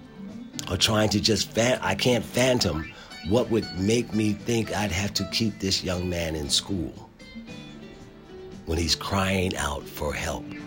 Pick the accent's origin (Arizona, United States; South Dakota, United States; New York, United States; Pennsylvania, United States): Pennsylvania, United States; Philadelphia; I grew up in Philadelphia, okay? I went to public school in Philadelphia.